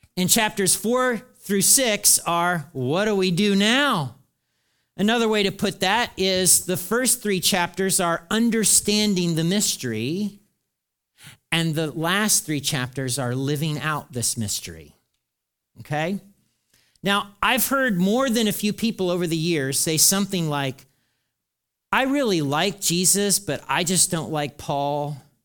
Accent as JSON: {"language": "English", "region": "the South", "country": "United States", "said": "as we would say in the South"}